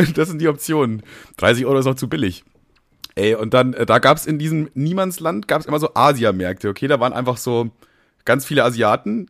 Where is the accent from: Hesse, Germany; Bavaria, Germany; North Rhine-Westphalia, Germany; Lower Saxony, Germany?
Bavaria, Germany; Nuremberg; ich bin ja in Bayern groß geworden, in Nürnberg